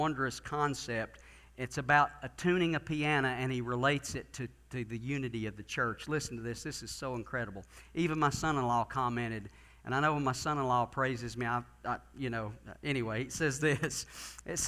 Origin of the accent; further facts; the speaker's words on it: Gatlinburg, Tennessee, United States; my home church that I grew up in Gatlinburg